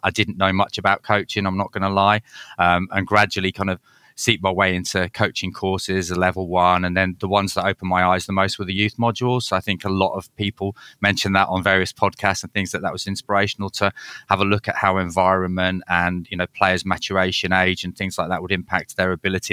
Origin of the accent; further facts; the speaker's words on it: Leeds, Yorkshire and the Humber, United Kingdom; So I grew up in Leeds, which is a bit of a football mad city